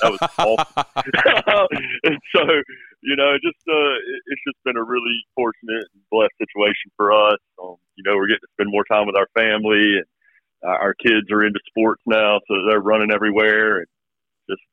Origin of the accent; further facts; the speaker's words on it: New Bern, North Carolina, United States; So I was born and raised in New Bern, North Carolina. Proud to be from Craven County in Eastern NC